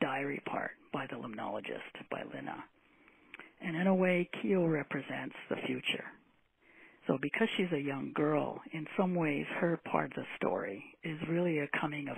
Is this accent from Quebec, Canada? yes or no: yes; Granby, Quebec, Canada; I was born in Granby, Quebec, known for its zoo